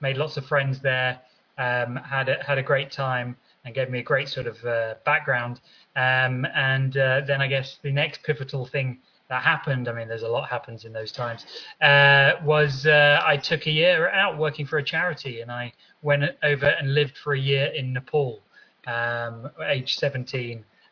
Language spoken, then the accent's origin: English; London, United Kingdom; So my childhood was in Southeast London. So born and raised in Southeast London.